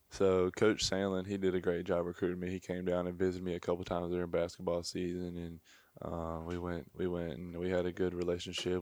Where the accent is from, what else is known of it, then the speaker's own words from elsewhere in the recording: near Mobile, Alabama, United States; I grew up, um, probably twenty, thirty minutes from Mobile